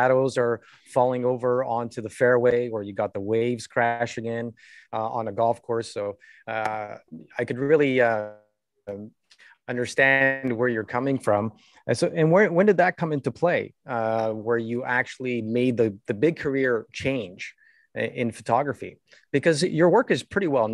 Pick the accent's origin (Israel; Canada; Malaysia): Canada; We're both Canadian